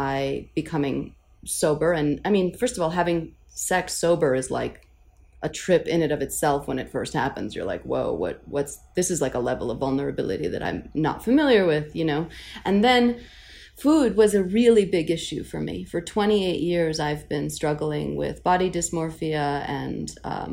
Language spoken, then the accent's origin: English; New York City, New York, United States; I'm from Queens